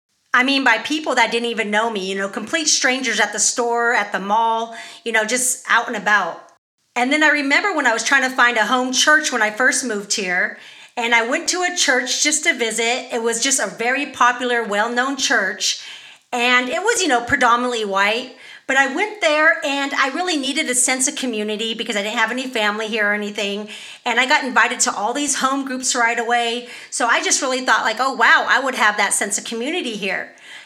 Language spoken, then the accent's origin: English; California, United States; moved away; Yeah, I'm not from the South. I actually was born and raised in California, so I definitely had a culture shock when I moved here.